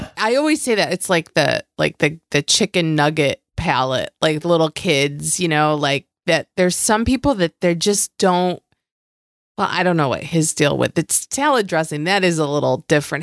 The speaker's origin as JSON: {"language": "English", "region": "Western New York", "country": "United States", "said": "I come from the Western New York area where I say mom and dad."}